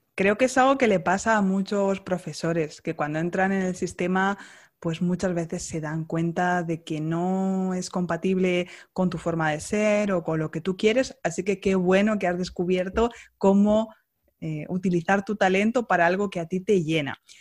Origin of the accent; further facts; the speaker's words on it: Castilla-La Mancha, Spain; Una manchega como yo